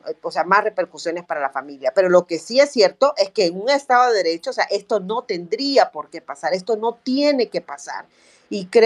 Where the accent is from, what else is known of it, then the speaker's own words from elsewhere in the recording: El Salvador; son cosas que nosotros debiéramos conocer como salvadoreños, como, como ciudadanos y ciudadanas de este país